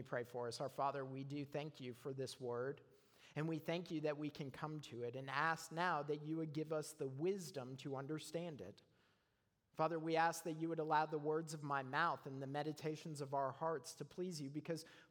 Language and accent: English; Canada; moved away; I'm a Canadian